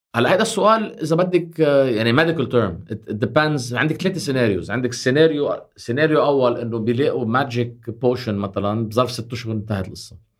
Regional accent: Lebanon; نحن كلبنانيين

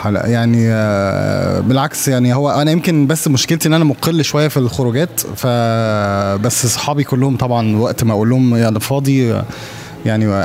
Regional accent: Alexandria, Alexandria Governorate, Egypt; accent: Egyptian; also born or lived in Saudi Arabia; الاكسنت المصري مصر لا يمكن عشان انا اتولدت في السعوديه عشت فيها 12 سنه او 12 سنه وبعد كده آه، اقمت بقى في اسكندريه آه، فتره طويله جدا من عمري

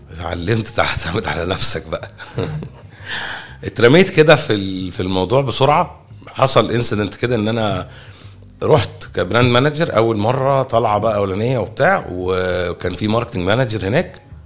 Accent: Egypt; احنا مصريين

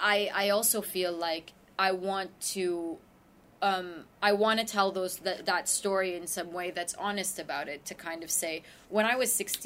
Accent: Iraq; also born or lived in Jordan / Kuwait; We came from Iraq. We hid out in Jordan for a little while.

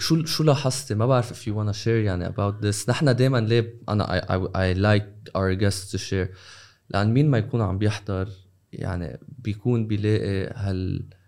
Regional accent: Lebanon; now in United Arab Emirates; we're from Lebanon

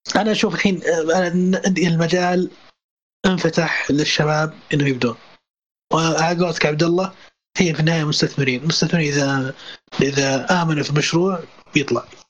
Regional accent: Saudi Arabia; عندنا في السعوديه

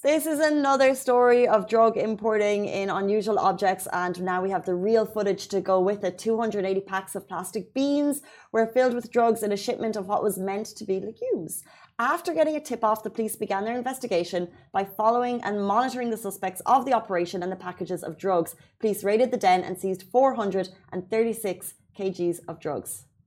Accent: Ireland; now in Dubai, United Arab Emirates; as Irish people

